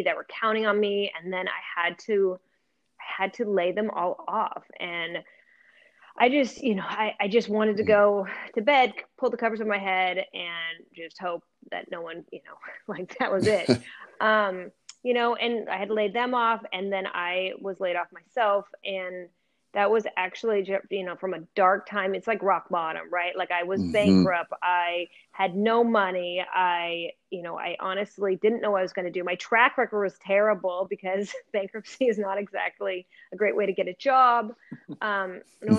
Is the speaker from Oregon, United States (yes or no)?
yes; Portland, Oregon, United States; I grew up in Portland, Oregon